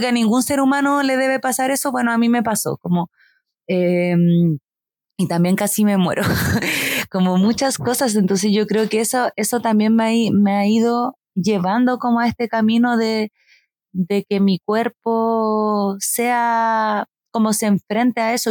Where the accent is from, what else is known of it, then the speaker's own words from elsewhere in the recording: Santiago, Santiago Metropolitan Region, Chile; moved away as an adult; yo viví toda mi vida en Santiago, como que soy una persona muy santiaguina